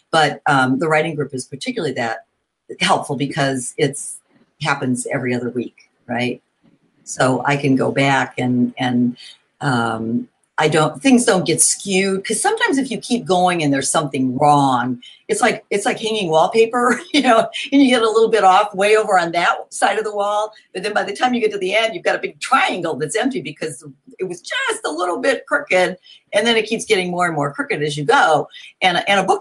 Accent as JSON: {"language": "English", "town": "Hammond", "region": "Indiana", "country": "United States", "tie": "born or raised there", "also_born_or_lived": "Bloomington, Indiana", "moved": "as an adult", "lives_now": "Indianapolis, United States", "said": "I grew up in Hammond, Indiana, up near Chicago."}